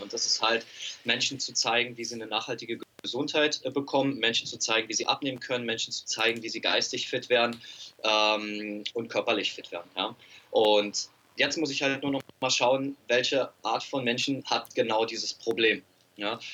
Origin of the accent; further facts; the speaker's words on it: Berlin, Germany; Ich komme aus Berlin